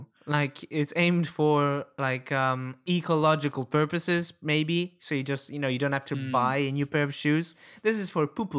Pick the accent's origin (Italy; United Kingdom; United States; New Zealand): Italy; English is a second language; because in my hometown it's a very common thing. Everywhere I walk